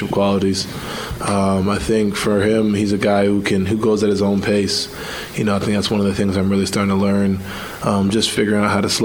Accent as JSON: {"language": "English", "region": "New York", "country": "United States", "said": "I'm from New York where everything's like, you know, quicker"}